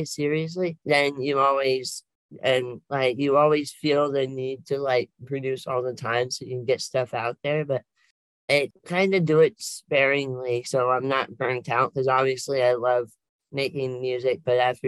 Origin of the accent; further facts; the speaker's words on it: Oregon, United States; I've been here all my life